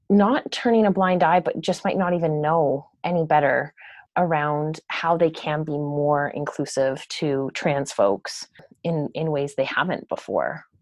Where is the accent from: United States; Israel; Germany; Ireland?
Ireland; Cork, Munster; I mean Cork. I'm from Cork.